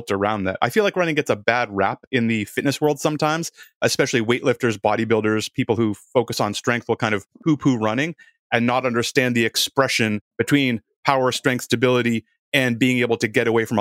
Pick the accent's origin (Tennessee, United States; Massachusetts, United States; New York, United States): Massachusetts, United States; Boston; I grew up around Boston